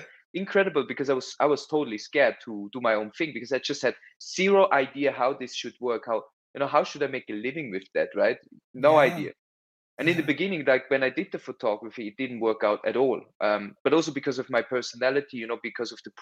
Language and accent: English; Bern, Switzerland; also born or lived in Zurich; I went to the boarding school in Bern